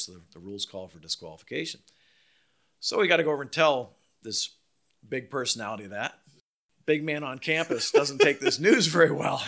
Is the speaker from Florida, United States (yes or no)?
yes; Palm Beach, Florida, United States; growing up in Palm Beach, I mean, I played a lot of golf with Calcavecchia